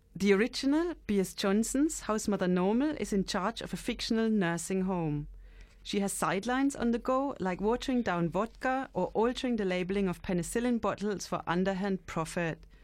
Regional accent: London, United Kingdom; being a Londoner.

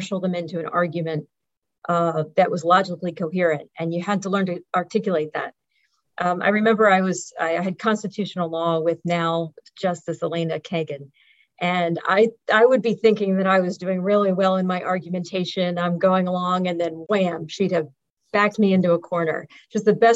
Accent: Philadelphia, Pennsylvania, United States; I grew up in Philadelphia

